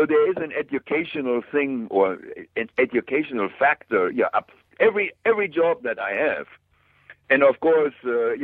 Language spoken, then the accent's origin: English; Germany; moved away as an adult; I'm a Class A machinist from Germany, and in my hometown was a company